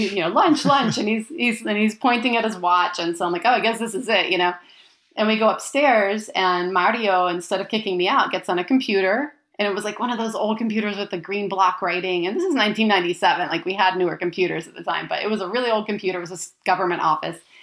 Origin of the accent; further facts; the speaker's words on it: United States; moved away as an adult; now in Florence, Italy; I am American. All of my great grandparents were born in Italy